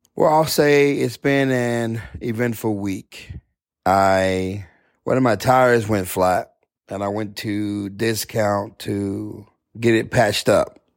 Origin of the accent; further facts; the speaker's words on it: Odessa, Texas, United States; Never been out of Odessa